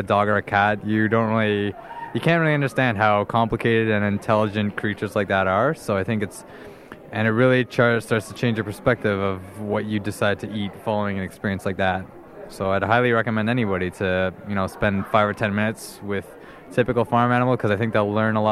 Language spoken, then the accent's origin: English; Guelph, Ontario, Canada; I'm from Guelph, Ontario in Canada